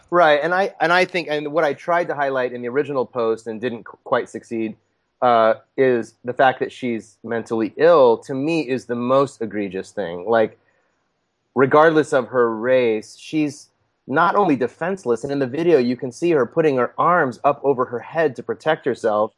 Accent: United States; I was born in the United States

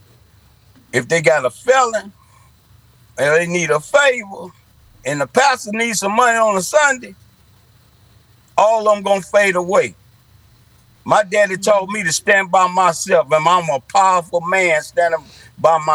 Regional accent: Centreville, Illinois, United States; moved away as an adult; now in O'Fallon, Missouri, United States; I'm originally from Centerville, Illinois. Before I moved to O'Fallon, Missouri in 2016

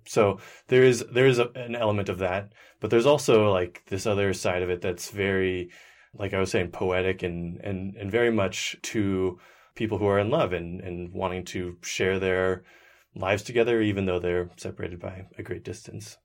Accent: Seattle, Washington, United States; also born or lived in Bellingham, Washington; I was born in Seattle, Washington, and I've lived there pretty much my entire life

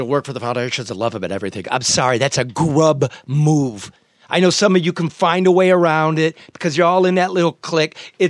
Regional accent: United States; I'm an American.

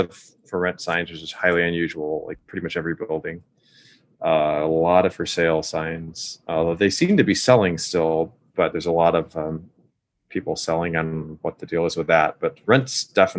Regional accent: Los Angeles, California, United States; I'm from Los Angeles.

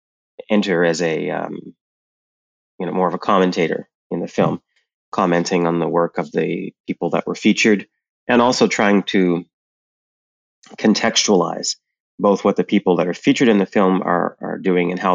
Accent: Canada; moved away as an adult; also born or lived in Montreal, Canada; now in New York City, United States; I'm Canadian. I lived in Montreal for a long time

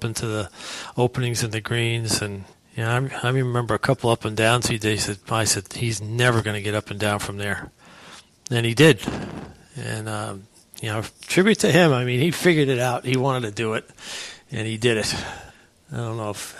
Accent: Bridgehampton, New York, United States; also born or lived in Denver, Colorado; Bridgehampton, New York. I grew up small potato farm town, sort of, back then.

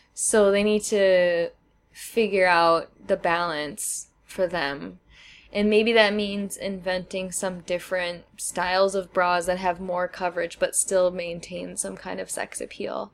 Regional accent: Wisconsin, United States; I'm from Wisconsin

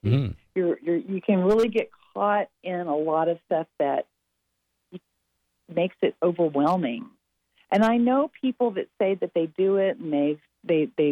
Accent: Texas, United States; I am from Texas

